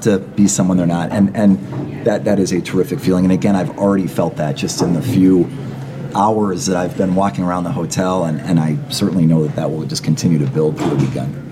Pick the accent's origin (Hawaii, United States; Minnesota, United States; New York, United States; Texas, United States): Minnesota, United States; Minneapolis; moved away as an adult; also born or lived in San Francisco; I moved back to my hometown of Minneapolis